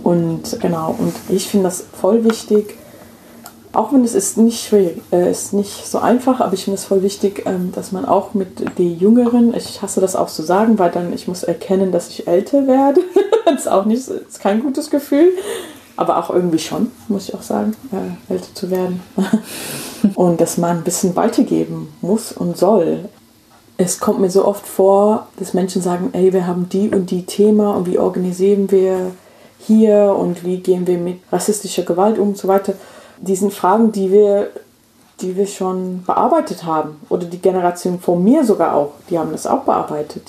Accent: England, United Kingdom; German is a second language; moved away as an adult; now in Hessen, Germany; also ich bin in England aufgewachsen

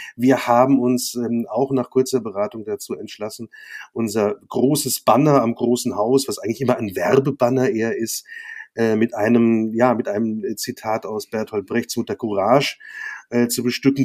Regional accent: Worms, Rhineland-Palatinate, Germany; also born or lived in Mainz / Mannheim; bin ja in Worms geboren und äh, habe da auch meine Schulzeit verbracht

